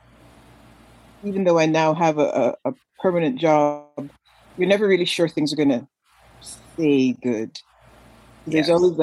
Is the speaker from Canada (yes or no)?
yes; Canada; moved away as an adult; now in United States; I'm from Canada